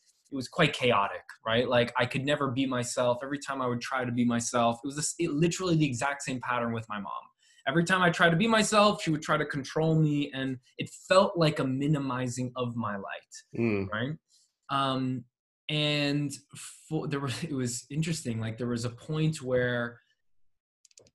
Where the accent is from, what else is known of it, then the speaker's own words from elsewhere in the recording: Canada; my mom is from Poland. My dad is from Cuba. I was born in Canada